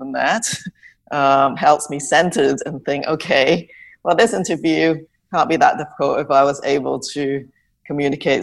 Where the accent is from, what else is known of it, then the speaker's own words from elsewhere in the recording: England, United Kingdom; moved away as an adult; also born or lived in Hong Kong; now in Canada; I grew up in England, and I was born in Hong Kong, and I came to Canada after I finished medical school and my internship